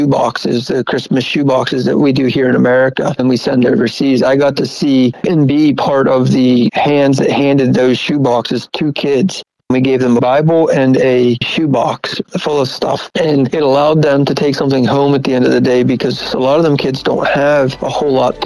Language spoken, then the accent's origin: English; United States; I'm an American who's never been to a war zone.